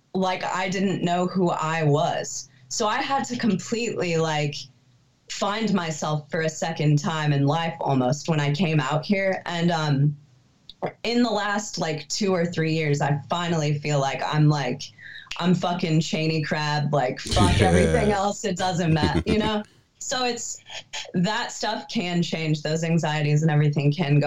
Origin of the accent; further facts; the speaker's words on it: Des Moines, Iowa, United States; moved away as an adult; now in Los Angeles, United States; I moved to LA when I was 21 or 22. I'm from Des Moines, Iowa